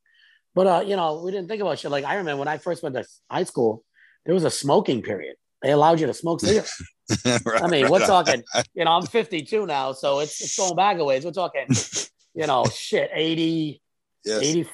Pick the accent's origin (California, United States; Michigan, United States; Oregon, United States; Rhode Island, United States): Rhode Island, United States; Rhode Island.